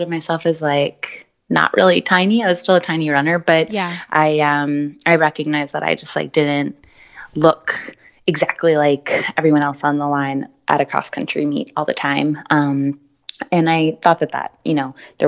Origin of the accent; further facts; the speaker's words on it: Colts Neck, New Jersey, United States; I grew up in New Jersey and went to Colts Neck High School